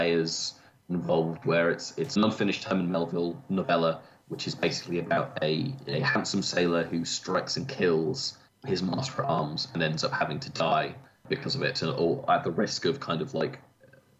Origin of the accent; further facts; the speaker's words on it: United Kingdom; we're British